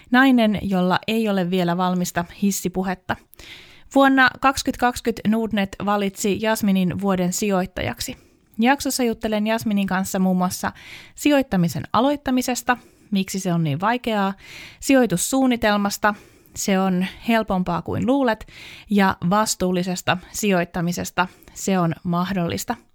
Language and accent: Finnish; Helsinki, Uusimaa, Finland; Mä olen syntynyt Helsingissä naisten klinikalla